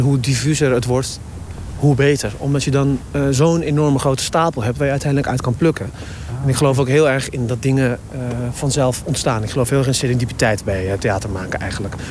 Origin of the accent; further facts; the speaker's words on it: Zutphen, Gelderland, Netherlands; now in Rotterdam, Netherlands; ik kom uit Zutphen, dat is een klein stadje.